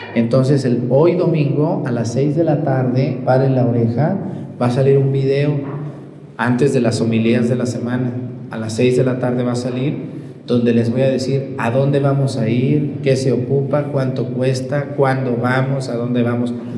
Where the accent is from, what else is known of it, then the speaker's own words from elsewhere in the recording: Mesticacán, Jalisco, Mexico; moved away; de mi pueblo allá en Mestigacán